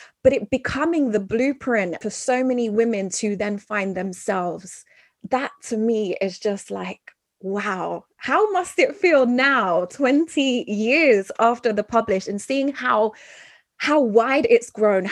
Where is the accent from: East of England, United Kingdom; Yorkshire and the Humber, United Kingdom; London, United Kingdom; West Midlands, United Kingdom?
London, United Kingdom; growing up in London, being of mixed heritage